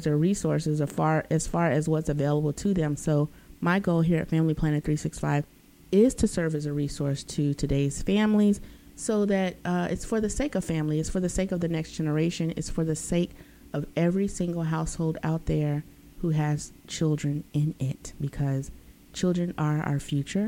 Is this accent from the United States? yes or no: yes; United States; Being an American